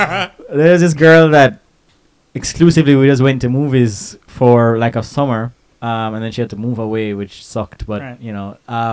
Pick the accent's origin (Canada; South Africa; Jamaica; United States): Jamaica; we're from Jamaica.